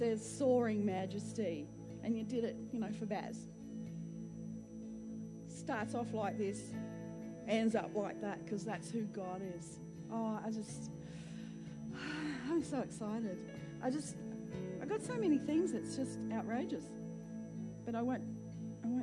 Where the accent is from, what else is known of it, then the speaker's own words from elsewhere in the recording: Queensland, Australia; I'm a Queenslander